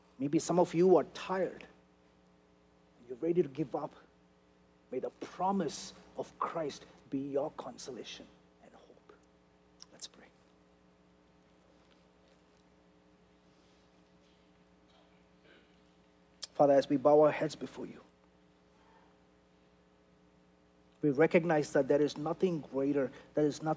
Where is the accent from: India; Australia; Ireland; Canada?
India; now in United States; I'm an Indian guy